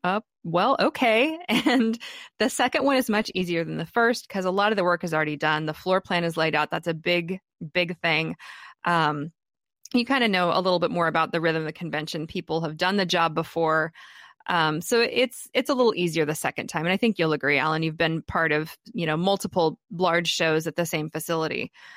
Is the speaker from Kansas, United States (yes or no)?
yes; Wichita, Kansas, United States; Wichita, Kansas, which is kind of my hometown